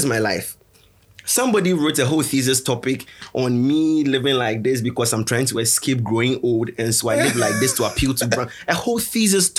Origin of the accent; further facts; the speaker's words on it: Ghana; I come from Komitina